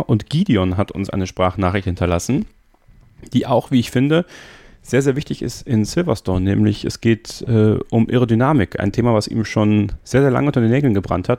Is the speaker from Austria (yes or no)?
no; Sankt Vith, Wallonia, Belgium; Bin ja in St. Vitt geboren, das ist ungefähr in der Nähe von Spa-Francorchamps